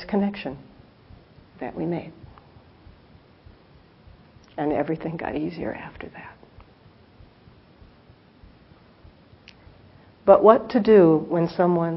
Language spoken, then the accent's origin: English; Los Angeles, California, United States; now in South Bay, United States; as we were leaving Los Angeles, I looked down, and this is someplace I grew up